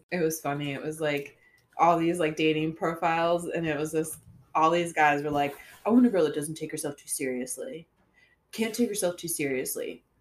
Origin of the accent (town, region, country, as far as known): St. Augustine, Florida, United States; born or raised there; moved away